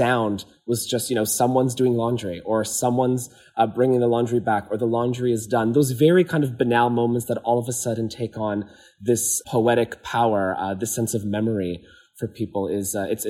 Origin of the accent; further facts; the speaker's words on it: Azores, Portugal; So I'm from the Azores in Portugal, and many homes still have their laundry outside in these kind of tanks